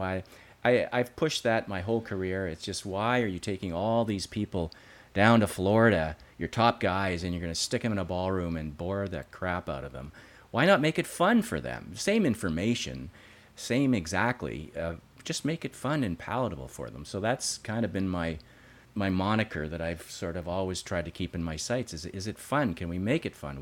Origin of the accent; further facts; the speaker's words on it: Creighton Mine, Ontario, Canada; I grew up in a little town outside of Sudbury called Creighton Mine.